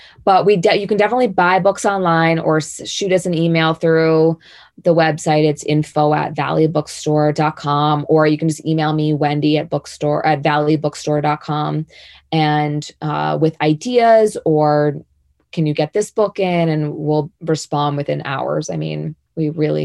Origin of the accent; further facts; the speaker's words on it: Boston, Massachusetts, United States; moved away as an adult; now in Jackson, United States; I grew up in Boston.